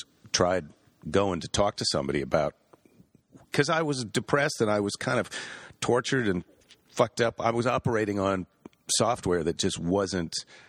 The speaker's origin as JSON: {"language": "English", "region": "Midwest", "country": "United States", "tie": "born or raised there", "moved": "yes", "lives_now": "California, United States", "said": "I grew up in the Midwest"}